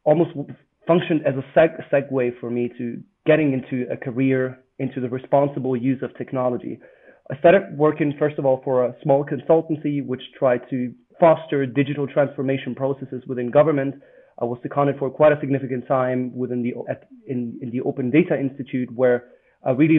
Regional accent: Germany; moved away as an adult; also born or lived in Italy / Netherlands / Cambridge; I'm actually Italian, but I spent not very much time in Italy. I grew up mostly in Germany

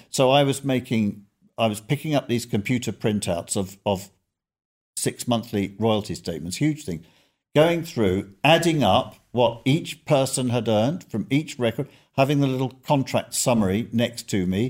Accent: London, United Kingdom; Growing up in North London

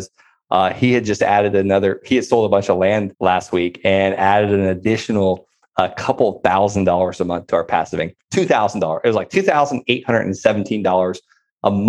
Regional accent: Florida, United States; moved away; I'm from Florida.

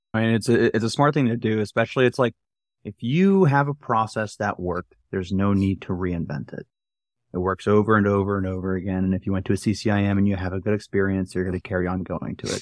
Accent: New Jersey, United States; moved away; I am back in my hometown. I'm in my childhood room

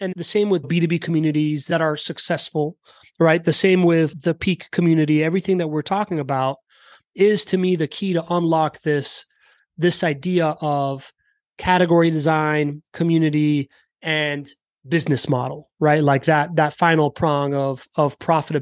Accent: United States; we're all American

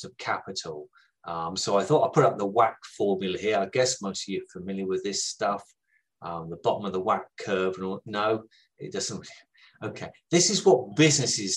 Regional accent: United Kingdom; I am from the South

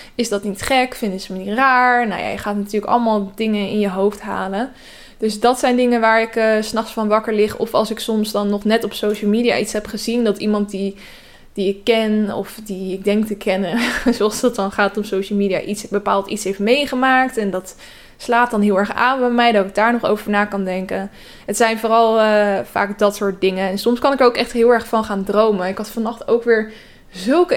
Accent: Westland, South Holland, Netherlands; moved away; ik kom dus uit het Westland

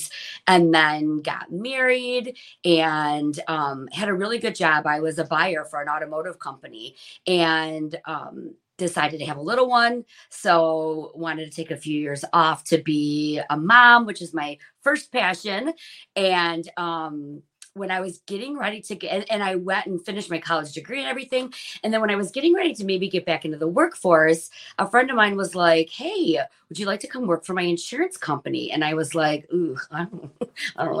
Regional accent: Shelby Township, Michigan, United States; own an insurance agency right in the community that I grew up in Shelby Township.

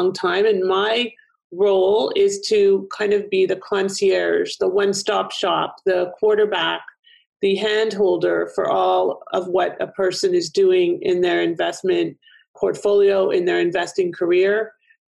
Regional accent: Toronto, Ontario, Canada; now in Florida, United States; I'm originally from Toronto, a little bit north of you, probably a little bit east

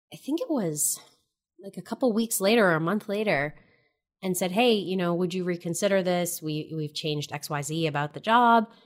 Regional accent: New Hampshire, United States; moved away as an adult; also born or lived in New York City; I'm from New Hampshire.

